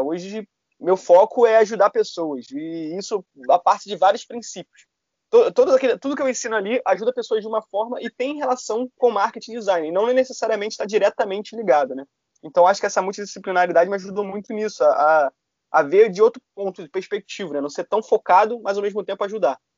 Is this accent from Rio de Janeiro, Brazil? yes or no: yes; Rio de Janeiro, Brazil; eu sou aqui da Tijuca, no Rio de Janeiro